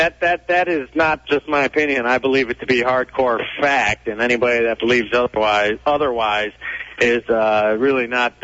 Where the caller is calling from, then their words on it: Detroit, Michigan, United States; Since I'm calling from Detroit, we'll stay on the sports topic.